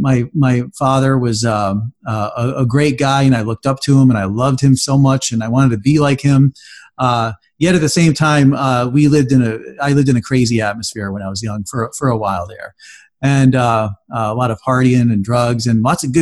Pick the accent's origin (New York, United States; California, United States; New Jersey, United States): New York, United States; also born or lived in Florida; Well, I was born in upstate New York, and my parents moved a lot. We moved between New York and Florida, New York and Florida, New York and Florida, you know, quite a few times.